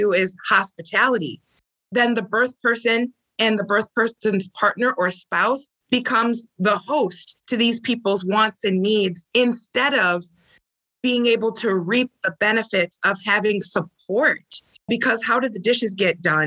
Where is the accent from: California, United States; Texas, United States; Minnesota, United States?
Minnesota, United States; St. Paul; I'm from St. Paul, Minnesota